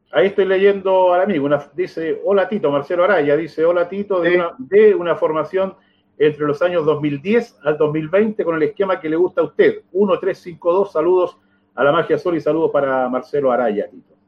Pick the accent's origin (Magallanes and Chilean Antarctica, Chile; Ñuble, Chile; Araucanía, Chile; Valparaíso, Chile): Ñuble, Chile; San Carlos; moved away; mi tierra